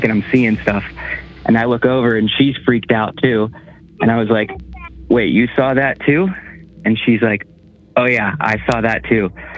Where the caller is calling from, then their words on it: Pittsburgh, Pennsylvania, United States; and I'm calling from Pittsburgh, Pennsylvania.